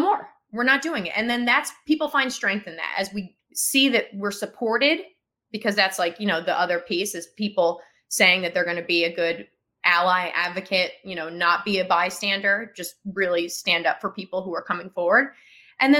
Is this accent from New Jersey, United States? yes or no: yes; Kinnelon, New Jersey, United States; Kinnelon is where I'm from. That's why I said Kinnelon High School. That's my hometown